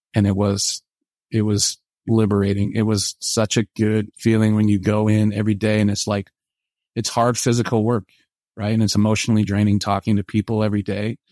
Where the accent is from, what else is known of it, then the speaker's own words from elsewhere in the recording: Portland, Oregon, United States; moved away as an adult; now in Provo, United States; I'm from Portland, Oregon